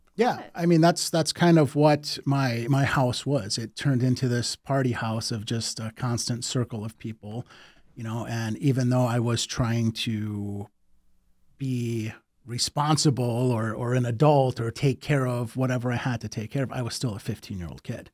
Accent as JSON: {"language": "English", "town": "Detroit", "region": "Michigan", "country": "United States", "tie": "born or raised there", "said": "born and raised in Detroit"}